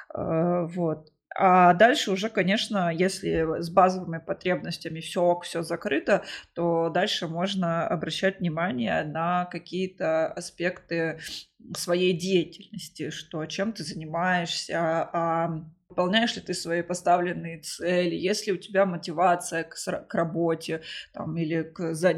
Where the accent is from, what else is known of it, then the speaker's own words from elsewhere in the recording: Krasnodar, Krasnodar Krai, Russia; я сама из Краснодара